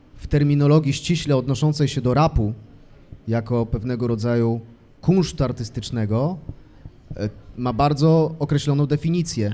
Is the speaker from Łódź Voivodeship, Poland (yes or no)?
yes; Brzeziny, Łódź Voivodeship, Poland; now in Łódź, Poland; nie mam żadnego problemu z tym, że jestem z Brzezin. Mhm. Tam, y, tam się urodziłem